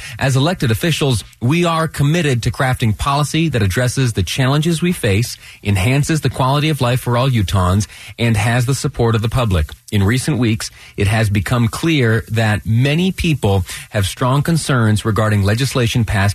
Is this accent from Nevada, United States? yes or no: no; Western New York, United States; now in Utah, United States; I did a good deal of my growing up in Western New York